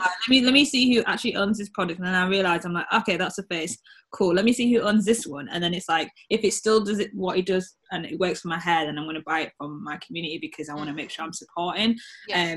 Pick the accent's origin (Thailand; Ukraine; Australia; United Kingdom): United Kingdom; the North of England, Yorkshire and the Humber; I'm also proud to be a Northern Black Brit